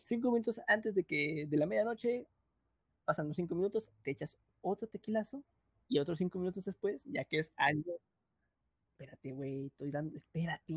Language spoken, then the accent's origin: Spanish; Mexico; desde nuestro punto de vista mexicano